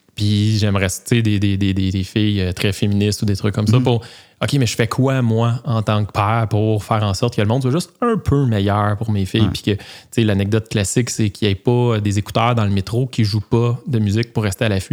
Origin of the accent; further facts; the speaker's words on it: Joliette region, Quebec, Canada; moi puis mon co-animateur, on vient, de, la région de Joliette